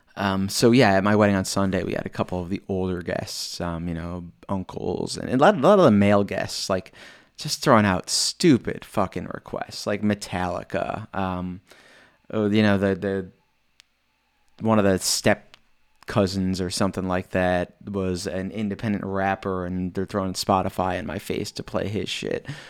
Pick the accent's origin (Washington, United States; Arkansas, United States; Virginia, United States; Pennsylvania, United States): Pennsylvania, United States; State College; I'm from State College, Pennsylvania, which is about four and a half hours away